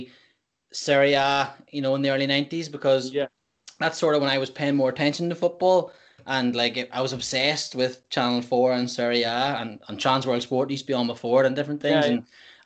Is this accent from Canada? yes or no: no; Banbridge, Northern Ireland, United Kingdom; I'm from Banbridge. So my Saturdays were spent at the football club in Banbridge with dad